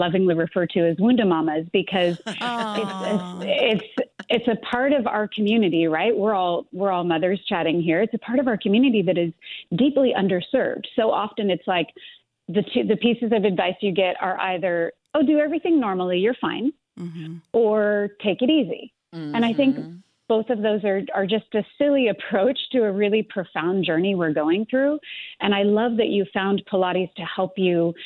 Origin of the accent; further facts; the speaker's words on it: Los Angeles, California, United States; also born or lived in New York; my hometown is Los Angeles